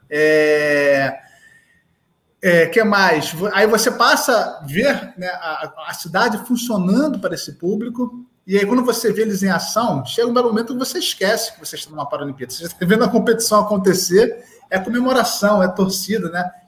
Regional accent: Rio de Janeiro, Brazil; embora eu sou do Rio de Janeiro, as Olimpíadas aconteceram aqui na cidade do Rio de Janeiro

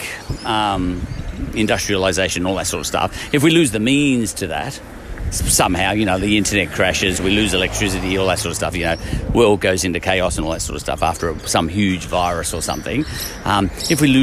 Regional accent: Ireland; I'm Irish

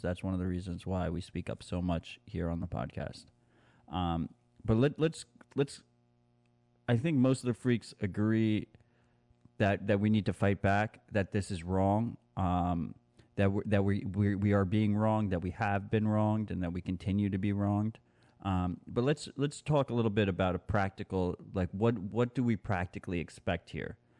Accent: United States; as an American

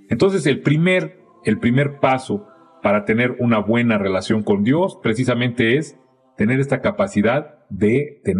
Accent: Mexico; Y entonces hemos aprendido como mexicanos a ser tapaderas de nuestros errores.

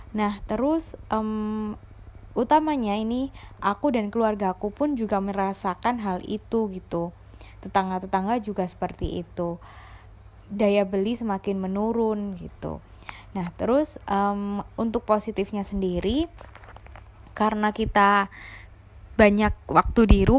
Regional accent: Surabaya, East Java, Indonesia; Aku dari Surabaya.

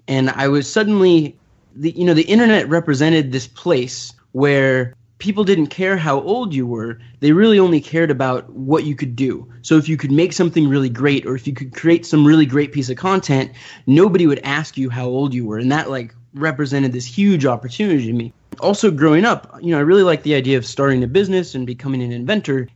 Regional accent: Orange County, Southern California, United States; I grew up in Orange County, so Southern California

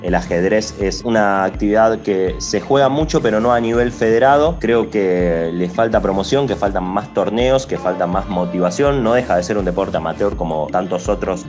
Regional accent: Rosario, Santa Fe, Argentina; Yo soy de Rosario, en la provincia de Santa Fe

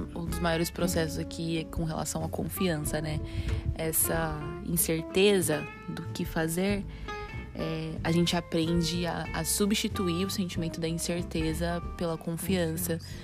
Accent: Campinas, São Paulo, Brazil; eu sou de Campinas, São Paulo

